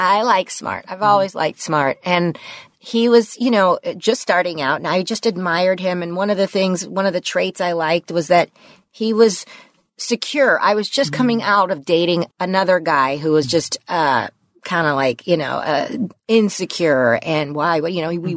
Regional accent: Los Angeles, California, United States; I grew up in the San Fernando Valley, like him. Mm-hmm. you know, middle class in in West Hills

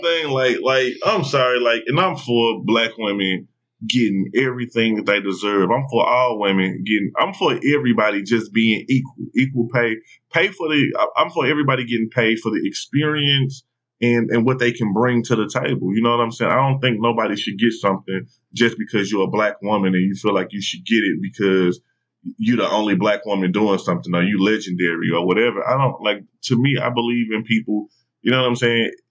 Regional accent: St. Louis, Missouri, United States; moved away; I'm like coming from St. Louis

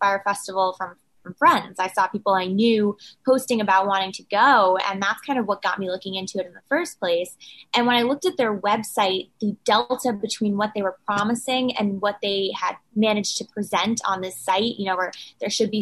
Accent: New York City, New York, United States; also born or lived in Washington, D.C.; I was born and raised in New York City

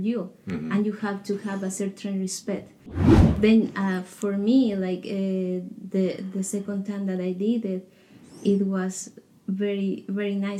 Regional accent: Colombia; moved away as an adult; I am from Colombia. I came here 3 years ago

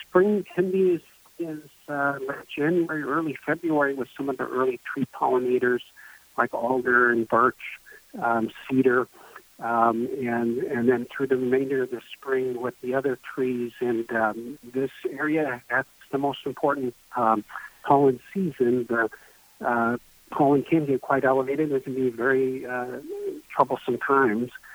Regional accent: Bellingham, Washington, United States; also born or lived in Arizona; I grew up in Bellingham, uh, then uh, trained in various places and actually practiced in Arizona for a number of years before relocating back here.

